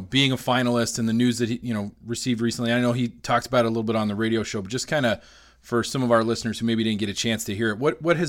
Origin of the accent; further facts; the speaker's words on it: Colorado, United States; growing up in Colorado